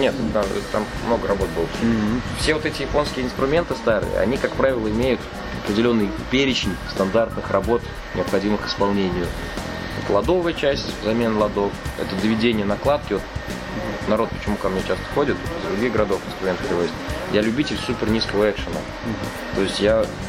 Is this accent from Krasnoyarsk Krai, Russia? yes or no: no; Kazan, Tatarstan, Russia; лучше жить в родном городе, родная земля сил дает